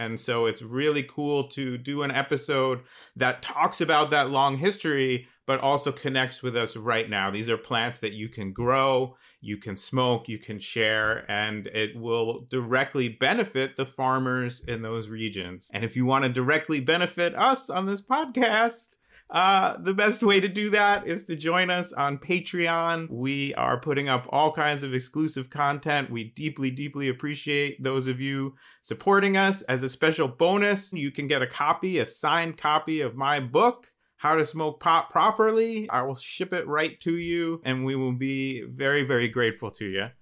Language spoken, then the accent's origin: English; New Jersey, United States; I grew up in New Jersey